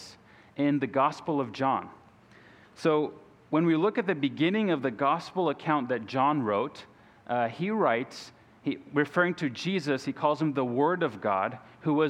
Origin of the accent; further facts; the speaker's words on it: Izmir, Turkey; moved away as an adult; also born or lived in Brazil; now in Columbus, United States; I'm originally from Brazil, but spent the majority of my life in the country of Turkey. So from ages 3 to 21, I grew up in Turkey